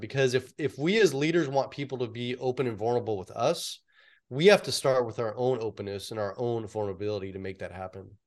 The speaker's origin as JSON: {"language": "English", "area": "San Francisco Bay Area", "region": "California", "country": "United States", "tie": "born or raised there"}